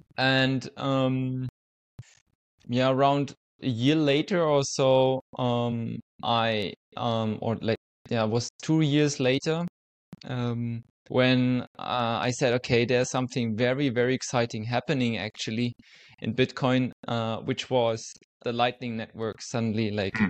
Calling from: Zurich, Switzerland; also born or lived in St. Gallen; I'm calling in from Switzerland, currently living in Zurich

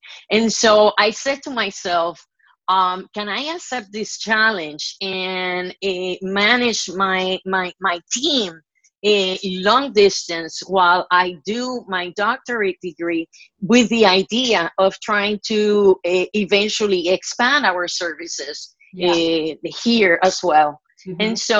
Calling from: North Miami Beach, Florida, United States; Well, I am calling you right now from North Miami Beach. I've been living here in Miami for the past 17 years.

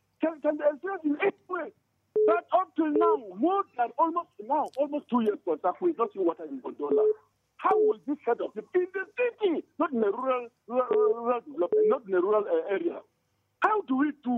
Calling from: Angwarguba, Plateau, Nigeria; I'm calling from Angwarguba, Mr. Ponsar.

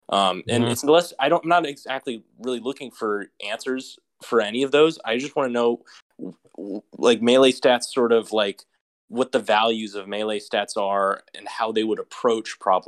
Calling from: Southern California, United States; I'm calling in from Southern California.

